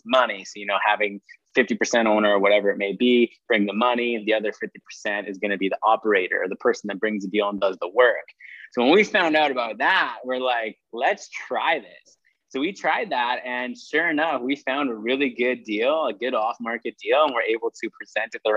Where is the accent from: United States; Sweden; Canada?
Canada; Saskatchewan; now in Calgary, Canada; I'm a real estate entrepreneur originally from Saskatchewan, Canada